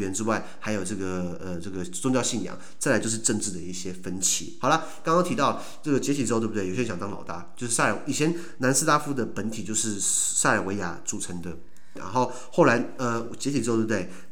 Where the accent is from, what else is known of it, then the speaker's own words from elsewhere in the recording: Taiwan; 就是我们台湾